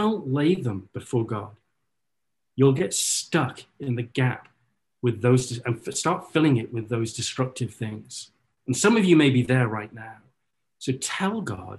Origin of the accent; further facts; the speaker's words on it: North Wales, United Kingdom; now in Orlando, United States; I grew up in North Wales, and my mum is a very avid gardener